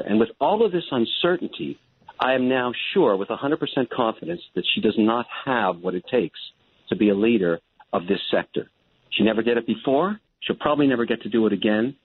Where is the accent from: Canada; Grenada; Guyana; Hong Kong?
Canada; I'm a Canadian